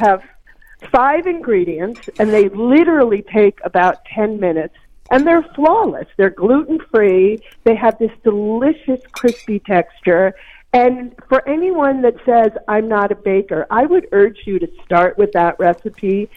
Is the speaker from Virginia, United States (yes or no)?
no; Maine, United States; a baker in Maine, which is my home state.